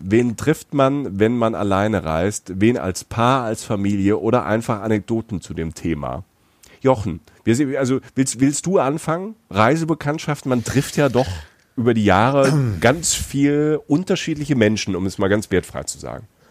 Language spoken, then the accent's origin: German; Germany; wo ich herkomme. Also Deutschland